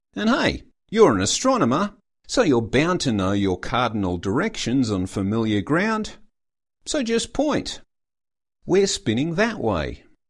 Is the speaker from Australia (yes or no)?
yes; Canberra, Australian Capital Territory, Australia; I'm from Canberra